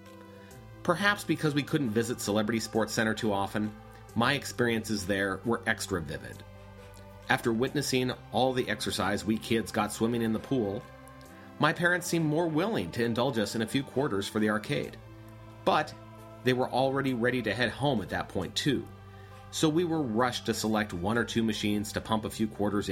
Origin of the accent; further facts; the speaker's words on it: Denver, Colorado, United States; I grew up in the Denver area during the 1980s